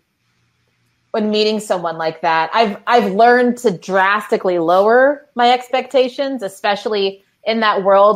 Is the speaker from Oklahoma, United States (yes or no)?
no; Waco, Texas, United States; moved away; Growing up in Waco